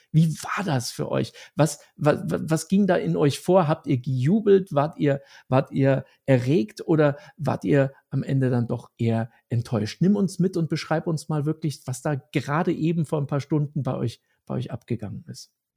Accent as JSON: {"language": "German", "country": "Germany", "said": "Als Deutscher"}